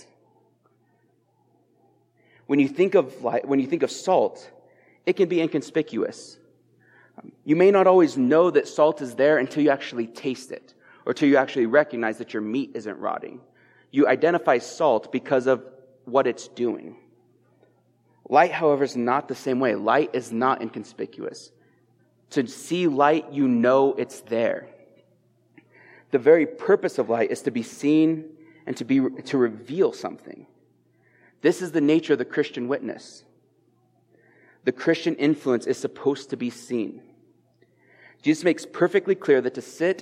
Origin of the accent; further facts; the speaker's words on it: Eastern Plains, Colorado, United States; I'm coming up from the Eastern Plains, my hometown